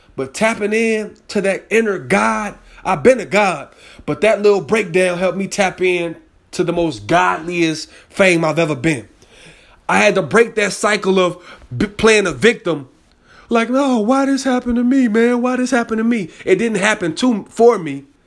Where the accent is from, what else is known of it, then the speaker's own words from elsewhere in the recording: Chicago, Illinois, United States; I'm from Chicago